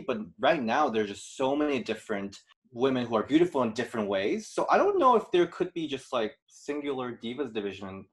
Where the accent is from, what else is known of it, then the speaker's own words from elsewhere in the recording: South Korea; English is a second language; now in Chicago, United States; I'm from Korea, and how I learned English is li- literally from watching pro wrestling.